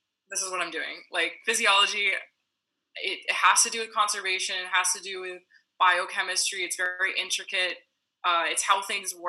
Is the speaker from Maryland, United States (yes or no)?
yes; Cabin John, Maryland, United States; moved away as an adult; also born or lived in Manitoba, Canada; now in Canada; I am from Cabin John, Maryland